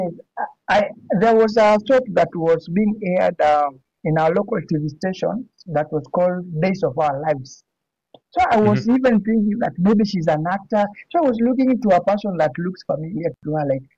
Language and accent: English; Nairobi, Kenya; I'm all from Kenya